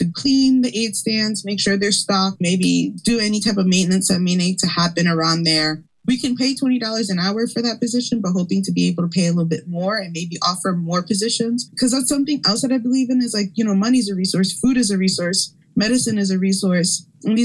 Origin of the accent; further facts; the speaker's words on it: Camden, New Jersey, United States; born there; also born or lived in Philadelphia, United States / Orlando, United States; I was born in Camden. I've lived my life mostly between here in Philly, Lenape Hawking area, or down in Florida, in Orlando, and like a mostly Boricua and diaspora community. And now I'm raising my children here in Philly.